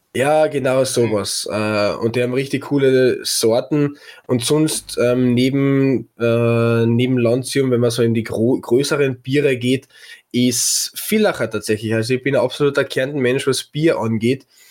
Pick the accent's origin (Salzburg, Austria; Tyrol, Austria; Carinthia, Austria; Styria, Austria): Carinthia, Austria; Bei uns in Kärnten